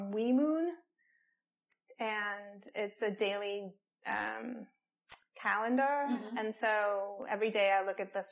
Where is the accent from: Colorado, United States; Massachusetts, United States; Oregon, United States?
Colorado, United States; I grew up in Colorado, and Native American folklore was prevalent.